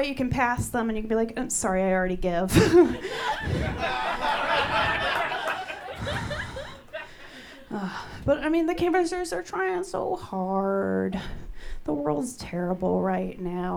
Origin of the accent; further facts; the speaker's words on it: Lynn, Massachusetts, United States; I'm from Boston. I'm from a town north of Boston called Lynn.